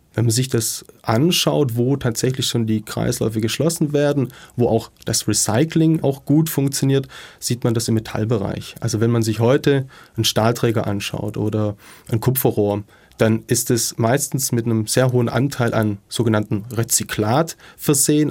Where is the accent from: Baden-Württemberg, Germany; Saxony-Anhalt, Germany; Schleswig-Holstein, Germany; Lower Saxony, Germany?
Baden-Württemberg, Germany; Ludwigsburg; in meiner Heimatstadt in Ludwigsburg